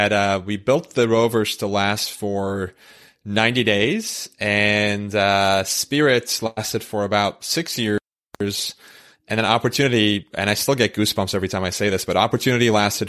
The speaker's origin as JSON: {"language": "English", "region": "Istanbul", "country": "Turkey", "tie": "born or raised there", "moved": "yes", "said": "I was, born and raised in Istanbul"}